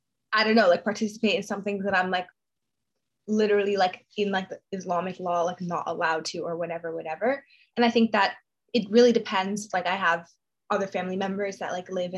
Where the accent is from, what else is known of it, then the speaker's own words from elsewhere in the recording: New York, United States; I grew up in New York